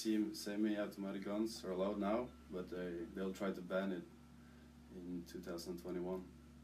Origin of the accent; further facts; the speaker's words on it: Norway; I'm from Norway as well